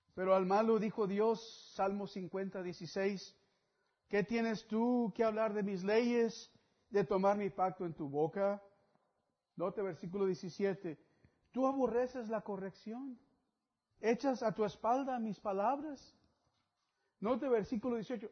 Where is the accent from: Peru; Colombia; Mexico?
Mexico; algunos otros somos de México